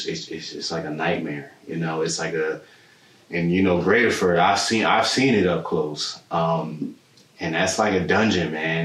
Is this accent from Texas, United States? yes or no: no; Trenton, New Jersey, United States; I'm from Jersey, as you know, and I grew up around New Jersey State Prison